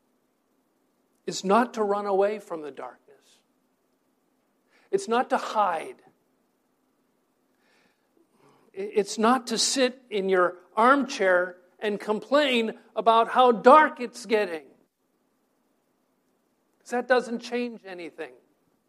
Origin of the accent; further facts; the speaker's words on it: New Hampshire, United States; now in Bergen County, New Jersey, United States; my high school friends that I grew up with up in New Hampshire